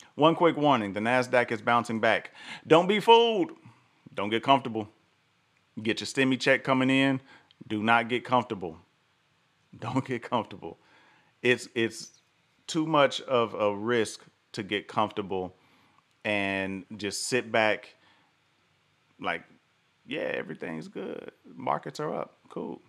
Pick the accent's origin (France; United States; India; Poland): United States; the South; I live in the South. I grew up in the South